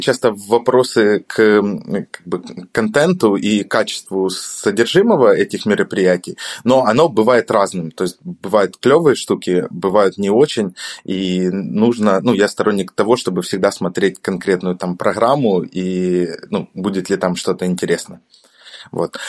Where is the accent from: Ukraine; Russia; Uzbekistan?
Ukraine; Odesa, Odesa Oblast; я сам из Одессы, э, и у нас здесь регулярно проходят встречи фронтенд-сообщества